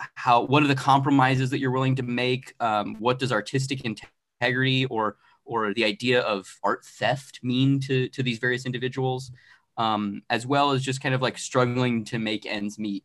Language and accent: English; Arizona, United States; now in Los Angeles, United States; I'm originally from Arizona. Uh, I live in Los Angeles